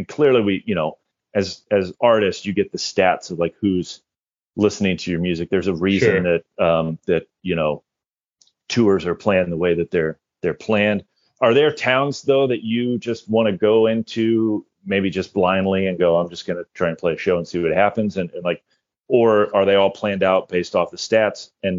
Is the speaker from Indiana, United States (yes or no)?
yes; Indiana, United States; moved away as an adult; now in Minnesota, United States; People from my hometown in Indiana